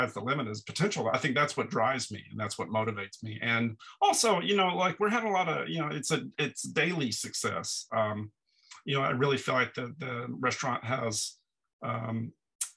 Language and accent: English; Dallas, Texas, United States; now in Brooklyn, United States; I'm from Texas originally